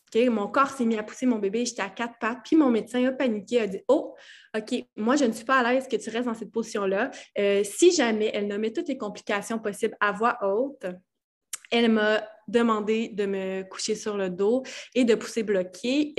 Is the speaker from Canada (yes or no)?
yes; Val-d'Or, Quebec, Canada; je viens de l'Abitibi-Témiscamingue, de Val-d'Or plus précisément